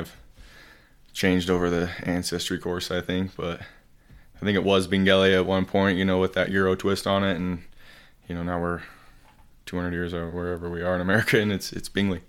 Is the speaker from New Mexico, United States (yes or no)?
no; Heber City, Utah, United States; also born or lived in Saint George, Utah; Born and raised in Heber City, Utah.